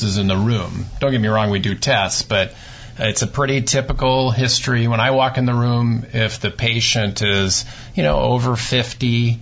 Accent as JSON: {"language": "English", "region": "Nebraska", "country": "United States", "said": "I'm from Nebraska"}